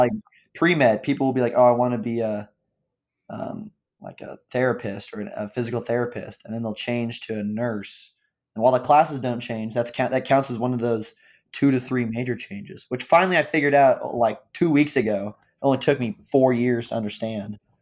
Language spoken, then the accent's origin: English; Overland Park, Kansas, United States; I'm from Overland Park, Kansas.